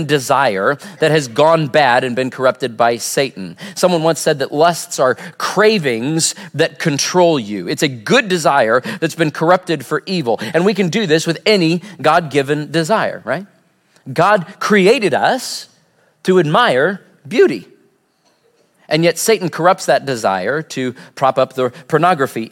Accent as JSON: {"language": "English", "region": "Southwest Missouri", "country": "United States", "tie": "born or raised there", "said": "growing up in Southwest Missouri"}